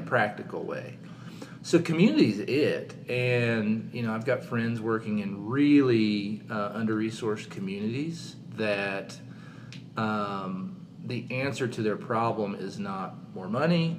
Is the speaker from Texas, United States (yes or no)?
no; southern Missouri, United States; moved away as an adult; also born or lived in St. Louis, Missouri; now in Katy, United States; I grew up in southern Missouri